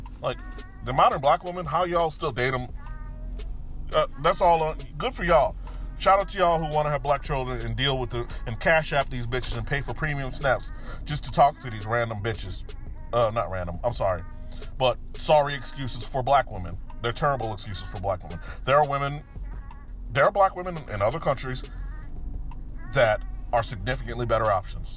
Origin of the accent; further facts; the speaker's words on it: Florida, United States; moved away; My home state is gynocentric